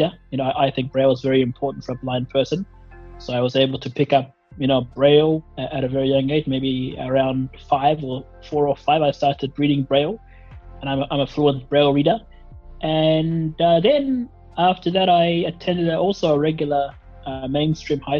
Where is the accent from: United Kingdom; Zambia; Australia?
Australia; also born or lived in Somalia; I was born in Somalia, but I came to Australia very, very young, about 3.5 or 4.5 years old, back in 1996.